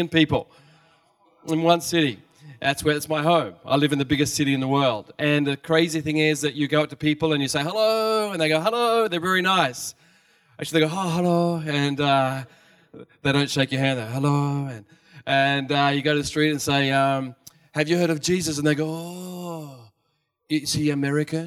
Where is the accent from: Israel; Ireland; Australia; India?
Australia; moved away as an adult; also born or lived in Sydney, Australia; now in Japan; I guess you can hear by now I'm from Australia.